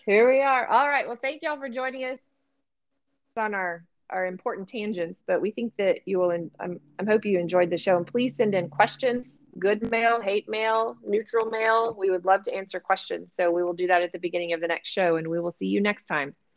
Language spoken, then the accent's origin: English; Texas, United States; We did not learn that in Texas